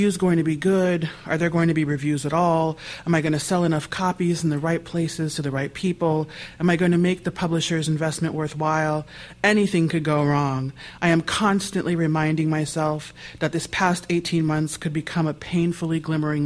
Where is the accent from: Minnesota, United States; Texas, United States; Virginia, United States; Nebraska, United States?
Nebraska, United States; I'm a kid from Nebraska